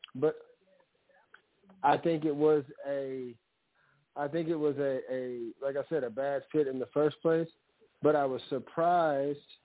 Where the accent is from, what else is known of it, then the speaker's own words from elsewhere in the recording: United States; So I grew up in Louisiana Mississippi. My father's from Mississippi.